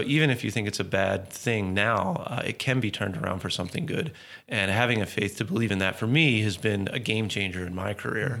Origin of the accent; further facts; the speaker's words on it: Baltimore, Maryland, United States; born and raised in Baltimore